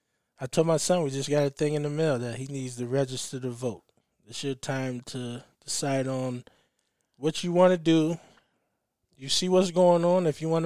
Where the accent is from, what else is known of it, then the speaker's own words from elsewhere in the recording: the South, United States; I guess growing up in the South a little bit, seeing that side and coming from the home I came from and not seeing color